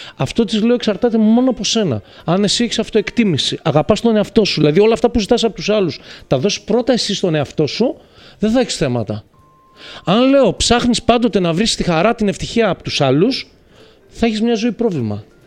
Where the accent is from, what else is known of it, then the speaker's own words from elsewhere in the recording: Thessaloniki, Central Macedonia, Greece; now in Athens, Greece; Πήγα Θεσσαλονίκη στην πατρίδα μου μετά από πάρα πολλά χρόνια, γιατί ζω εδώ από το 97.